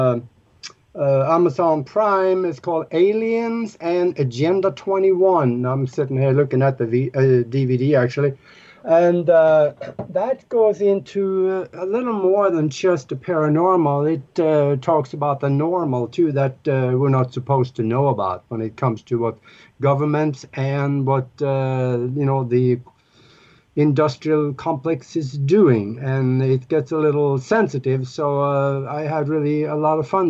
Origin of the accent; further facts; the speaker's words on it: Norway; moved away as an adult; now in United States; Born and raised in Europe, in Northern Europe, up in Norway, where we have polar bears for pets